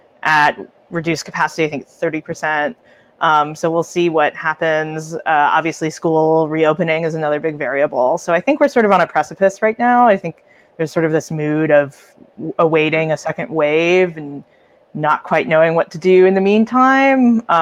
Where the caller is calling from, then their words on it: New York City, New York, United States; I'm calling from Brooklyn, New York. Live in Fort Greene. Been here since the start of the pandemic.